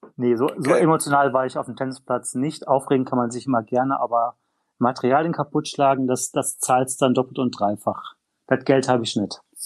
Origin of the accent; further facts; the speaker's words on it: North Rhine-Westphalia, Germany; ich stamme aus Nordrhein-Westfalen